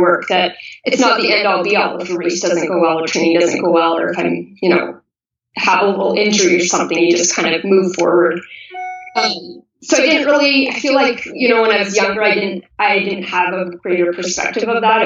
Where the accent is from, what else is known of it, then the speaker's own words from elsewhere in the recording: Kelowna, British Columbia, Canada; I grew up in Kelowna, BC, Canada, and I live here currently again. So I, I spent my high school years here